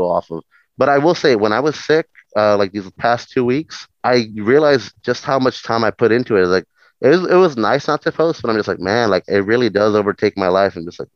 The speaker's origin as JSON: {"language": "English", "country": "Mexico", "moved": "yes", "said": "I come from Mexico, so like I've had the immigrant life and everything"}